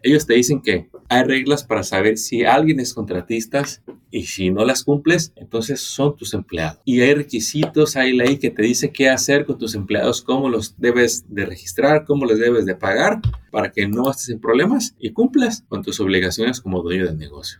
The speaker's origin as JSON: {"language": "Spanish", "country": "Mexico", "tie": "born or raised there", "moved": "yes", "lives_now": "United States", "said": "Soy originario de México"}